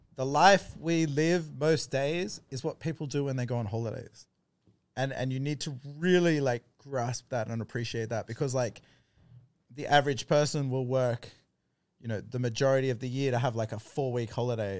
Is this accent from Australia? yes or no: yes; East Coast of Australia, Australia; moved away as an adult; now in Thailand; I grew up on the East Coast